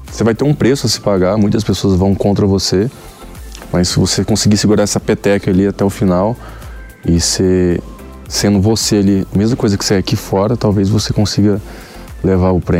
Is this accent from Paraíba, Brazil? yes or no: no; Goiânia, Goiás, Brazil; now in São Paulo, Brazil; Eu era anônimo, saí de Goiânia, tive que mudar para São Paulo justamente por, por, um de, por esses motivos, entendeu? Por, se eu morasse em Goiânia hoje